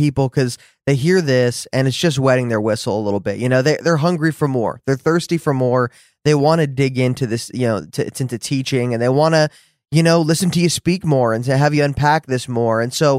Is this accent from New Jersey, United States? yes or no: yes; New Jersey, United States; accent: Jersey; now in Dallas, United States; Yes, a little Jersey. I live in Dallas, but I grew up in New Jersey. I think I lost my accent a little bit.